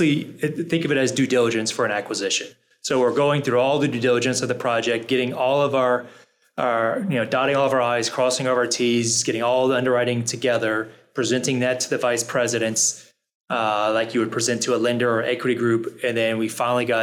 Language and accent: English; New Orleans, Louisiana, United States; I'm from New Orleans